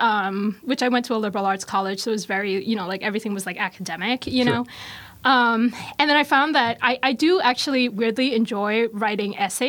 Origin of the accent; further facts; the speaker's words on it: Hong Kong; now in Baltimore, United States; I'm from Hong Kong originally